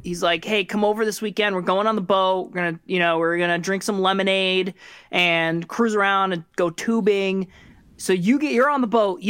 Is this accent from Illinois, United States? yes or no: no; Rhode Island, United States; I grew up in Rhode Island and we went to the beach and we went to Block Island.